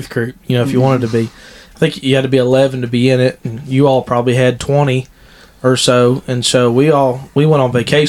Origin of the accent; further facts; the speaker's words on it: Dayton, Ohio, United States; we're both from the Dayton, Ohio area, and I was raised there at Dryden Road